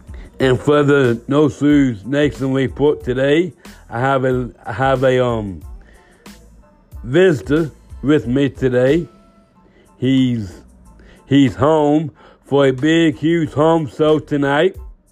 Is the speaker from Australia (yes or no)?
no; England, United Kingdom; I'm from England.